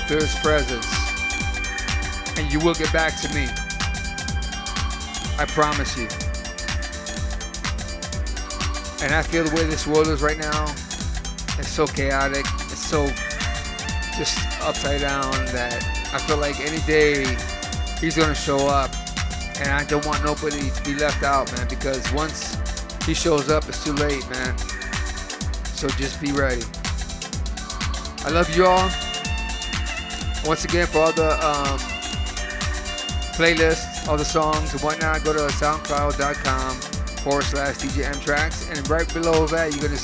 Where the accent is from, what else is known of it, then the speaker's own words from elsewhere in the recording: Lorain, Ohio, United States; moved away; also born or lived in Florida; my hometown, South Lorraine